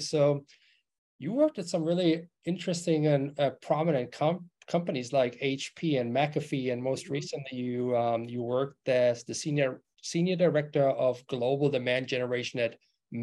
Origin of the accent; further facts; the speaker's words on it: Germany; moved away; I'm originally from Germany